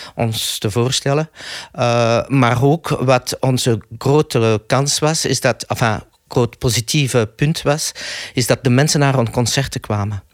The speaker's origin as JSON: {"language": "Dutch", "country": "Belgium", "said": "ik ben Belg."}